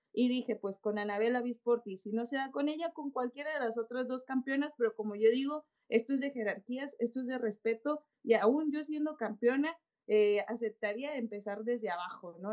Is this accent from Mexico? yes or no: yes; Mexico; la mayoría de las campeonas somos mexicanas